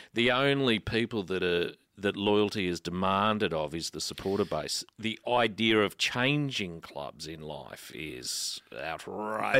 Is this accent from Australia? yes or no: yes; Canberra, Australian Capital Territory, Australia; now in Melbourne, Australia; I grew up in Canberra